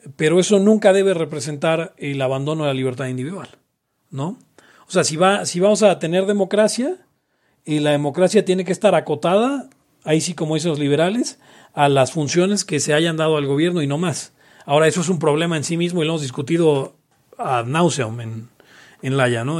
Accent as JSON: {"language": "Spanish", "country": "Mexico", "said": "los libertarios mexicanos a veces, y latinoamericanos en general"}